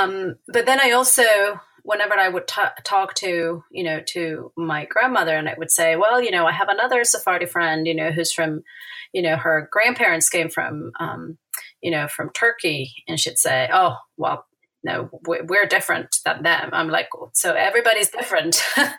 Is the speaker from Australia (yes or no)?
no; Buenos Aires, Argentina; English is a second language; I'm an Argentine native. I was born in Buenos Aires.